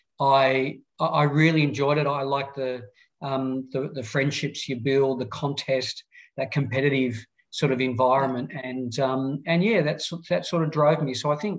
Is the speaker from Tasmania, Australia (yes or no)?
yes; Launceston, Tasmania, Australia; also born or lived in Adelaide / Hobart; a Lonnie boy, Launceston, in northern Tasmania, born and bred, youngest of three.